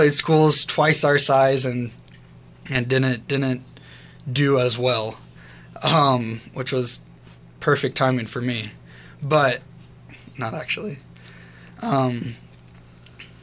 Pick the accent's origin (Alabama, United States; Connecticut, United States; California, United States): California, United States; Madera Ranchos; moved away as an adult; also born or lived in Orange County, California; now in Rapid City, United States; I grew up in the Madera Ranchos of California